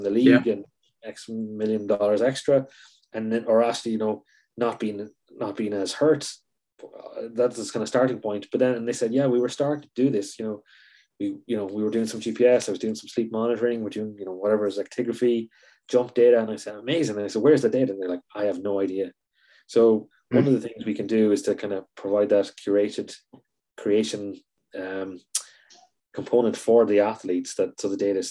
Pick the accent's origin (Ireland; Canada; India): Ireland; Being Irish